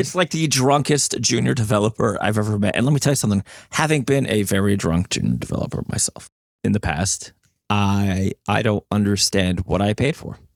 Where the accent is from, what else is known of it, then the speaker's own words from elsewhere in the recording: New Jersey, United States; I'm from New Jersey